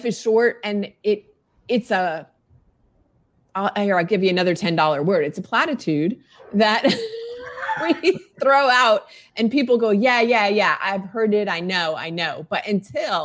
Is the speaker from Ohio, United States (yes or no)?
no; Virginia, United States; also born or lived in South Florida; I am a Virginian. I'm in Northern Virginia outside of DC metro